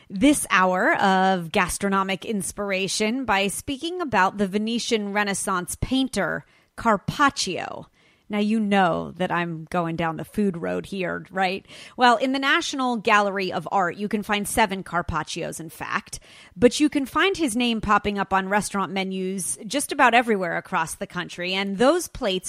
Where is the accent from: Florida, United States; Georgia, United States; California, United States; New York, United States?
California, United States; Los Angeles; my hometown, Los Angeles